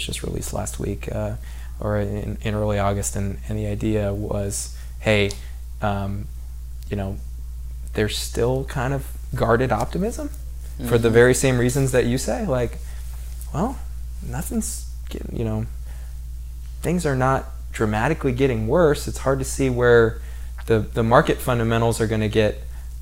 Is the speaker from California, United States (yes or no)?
yes; San Diego, California, United States; I'm from San Diego